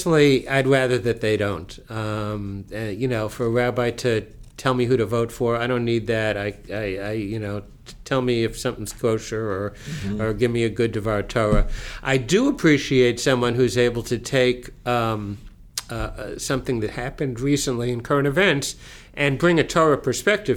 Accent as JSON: {"language": "English", "town": "West Hempstead", "region": "New York", "country": "United States", "tie": "born or raised there", "also_born_or_lived": "Teaneck, New Jersey", "moved": "yes", "said": "growing up in West Hempstead"}